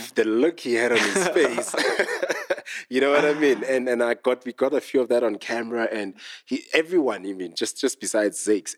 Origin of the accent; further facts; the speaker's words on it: Smithfield, Free State, South Africa; now in Johannesburg, South Africa; I come from a very small town called Smithfield